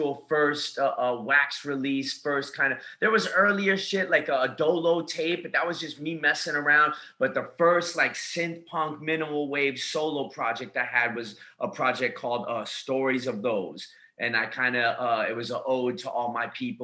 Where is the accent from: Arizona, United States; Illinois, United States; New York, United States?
Arizona, United States; Tucson; now in Long Beach, United States; born and raised in Tucson, Arizona, now living in Long Beach, California